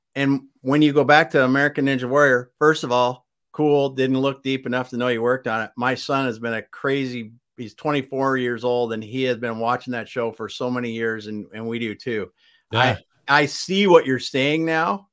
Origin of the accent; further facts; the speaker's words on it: South Dakota, United States; the state where we grew up in South Dakota